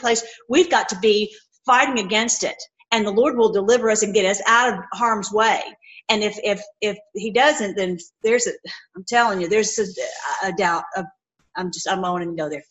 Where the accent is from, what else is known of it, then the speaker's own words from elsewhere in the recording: Tennessee, United States; moved away; I was from Tennessee. Like, I got to get back home. I got to get back to Tennessee. Even as a kid